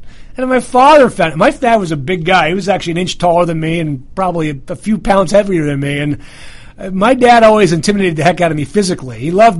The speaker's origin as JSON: {"language": "English", "region": "New York", "country": "United States", "accent": "New York", "said": "Well, I think I'll revert to my full New York mode and talk nice and fast just like this, like I normally do."}